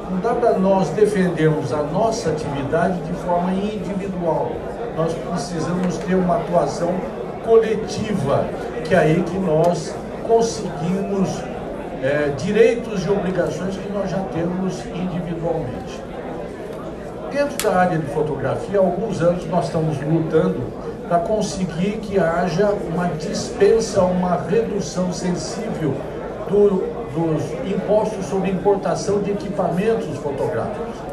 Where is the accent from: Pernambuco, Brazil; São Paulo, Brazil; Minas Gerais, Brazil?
São Paulo, Brazil; Avaré; accent: caipira; moved away as an adult; now in São Paulo, Brazil; eu sou caipira, minha ideia era formar em São Paulo e voltar para a cidade mais importante do Brasil, que é Avaré, coincidentemente onde eu nasci.